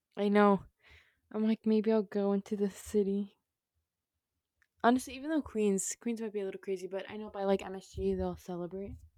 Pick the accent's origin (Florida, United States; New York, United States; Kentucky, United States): New York, United States; New York City; I was born and raised in New York City